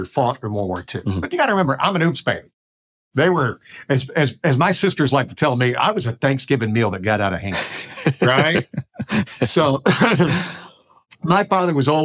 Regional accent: South Alabama, United States; moved away as an adult; I grew up in South Alabama in the 60s

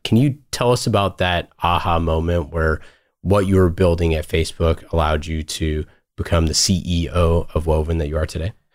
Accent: Oakland, California, United States; I was born and raised in Oakland

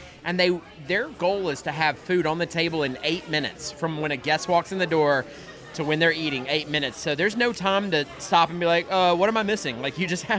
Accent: Locust Grove, Georgia, United States; Waffle House was the only restaurant in my hometown in Locust Grove, Georgia

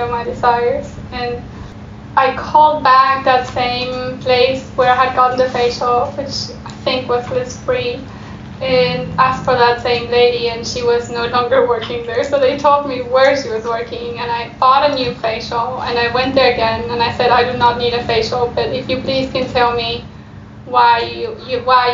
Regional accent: Argentina; moved away; also born or lived in Germany; I was born in Europe, in Germany, but then I grew up in Argentina, and we traveled a lot back and forth as children

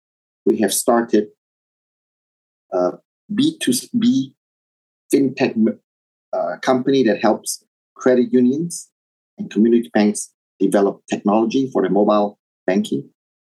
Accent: Indonesia; also born or lived in Taiwan; So I was born in Taiwan, and that was my origins. But at a very young age, when Indonesia stabilized, we moved over to Indonesia, and I grew up in Indonesia. So culturally, I identify myself as Indonesian Chinese

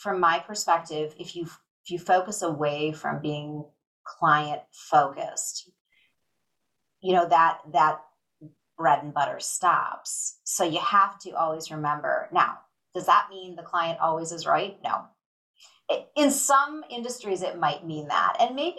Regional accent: Chicago, Illinois, United States; also born or lived in Michigan; I grew up in the Chicago area and went away for college to the University of Michigan

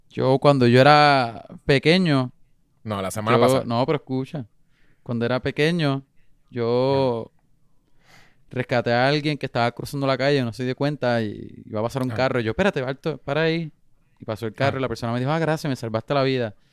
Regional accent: Puerto Rico; nací en Puerto Rico, soy un cafre.

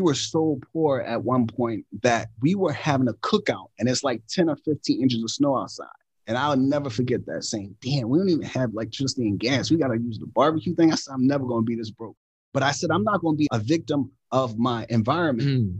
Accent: Philadelphia, Pennsylvania, United States; I grew up in Philadelphia with six siblings, single parent household

